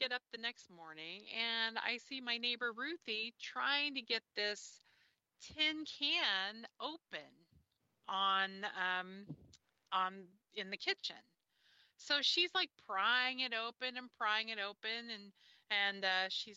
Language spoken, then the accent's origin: English; Kansas City, United States; I was living in Kansas City. I grew up in Kansas City